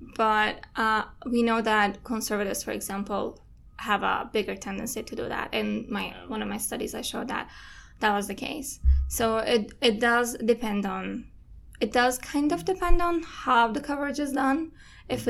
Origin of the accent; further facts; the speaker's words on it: Istanbul, Turkey; moved away as an adult; I'm Turkish. I'm from Istanbul